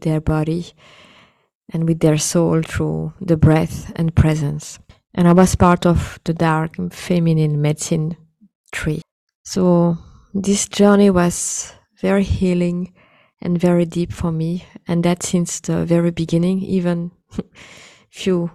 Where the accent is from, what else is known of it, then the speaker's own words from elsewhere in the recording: India; being an Indian woman